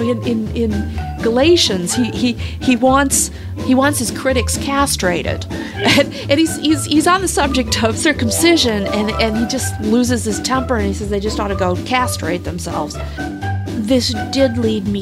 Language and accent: English; Wood County, Ohio, United States; I was raised in Wood County, so surrounded by fields